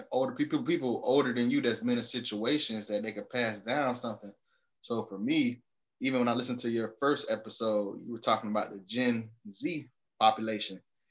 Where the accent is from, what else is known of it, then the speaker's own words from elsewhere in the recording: Miami, Florida, United States; growing up in Miami